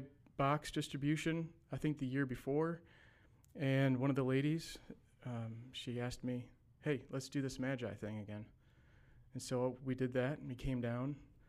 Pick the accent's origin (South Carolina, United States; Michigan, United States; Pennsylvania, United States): Michigan, United States; Detroit; moved away as an adult; now in Clarksville, United States; So I was born and raised in Detroit, Michigan. My entire life, for the first 37 or 38 years of my life, went to church at Lincoln Park.